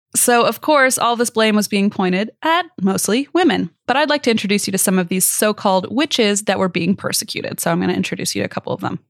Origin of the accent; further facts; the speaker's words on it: Midwest, United States; as a kid growing up in the Midwest